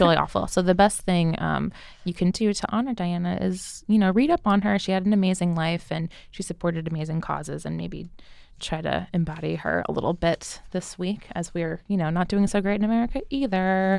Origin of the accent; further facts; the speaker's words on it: New Jersey, United States; I'm from New Jersey